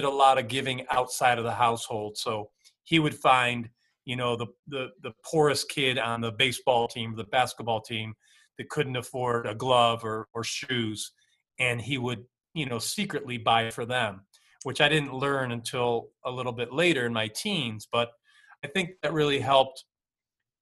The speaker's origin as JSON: {"language": "English", "region": "upstate New York", "country": "United States", "tie": "born or raised there", "said": "I grew up in upstate New York"}